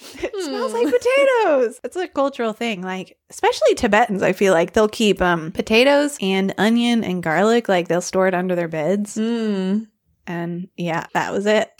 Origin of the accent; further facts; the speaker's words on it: Arkansas, United States; I'm from Arkansas